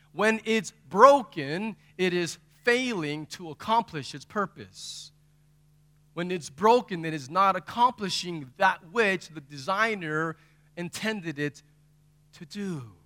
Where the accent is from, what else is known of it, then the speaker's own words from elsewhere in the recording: Texas, United States; I'm from Texas